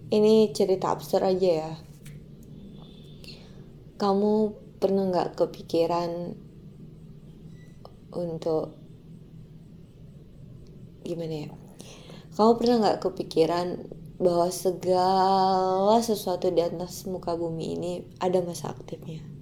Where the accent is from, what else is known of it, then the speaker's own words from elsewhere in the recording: Pekanbaru, Riau, Indonesia; now in Jakarta, Indonesia; yang aku pulang Februari deh kalau nggak salah yang aku dari Jakarta ke Pekanbaru itu kan waktu mau balik ke Jakartanya kan aku sempat flu ya